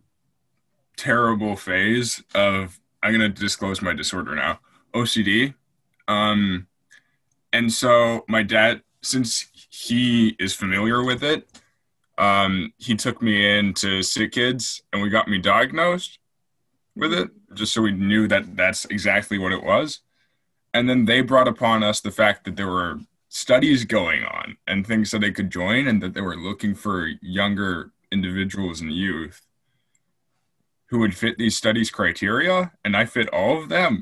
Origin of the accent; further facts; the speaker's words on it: Canada; also born or lived in England; I grew up in England for a bit and came back to Canada when I was 9